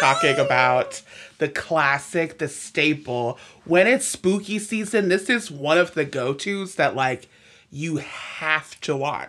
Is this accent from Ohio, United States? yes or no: yes; Cleveland, Ohio, United States; moved away; I'm from Cleveland originally